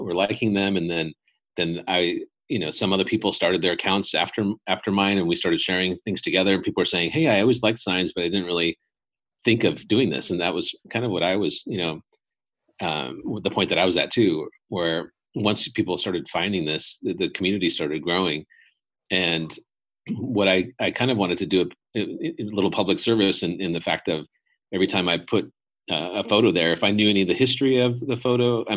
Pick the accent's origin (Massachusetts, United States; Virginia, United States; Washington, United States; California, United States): California, United States; Los Angeles; I grew up in Los Angeles area